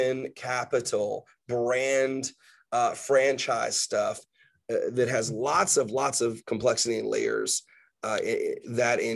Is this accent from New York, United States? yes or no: yes; New York, United States; now in North Carolina, United States; I'm from New York